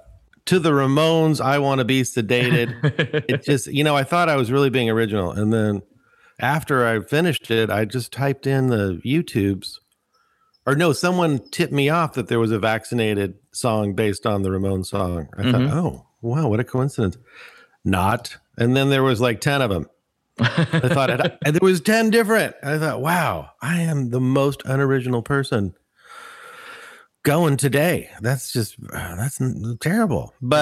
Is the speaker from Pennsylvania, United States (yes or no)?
no; Bay Area, California, United States